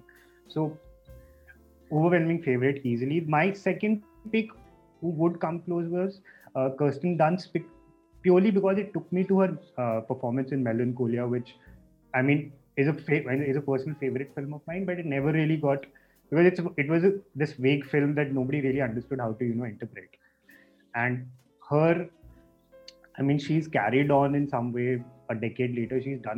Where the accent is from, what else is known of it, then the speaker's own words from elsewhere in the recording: India; So I don't know if it's because we are Indian, we are groomed up in, you know, on a different kind of cinema.